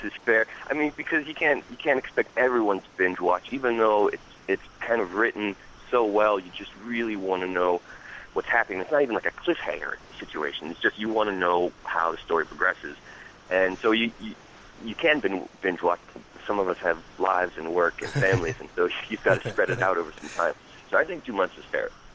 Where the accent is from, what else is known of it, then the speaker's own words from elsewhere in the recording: Hackettstown, New Jersey, United States; also born or lived in Pennsylvania; I was born and raised in Jersey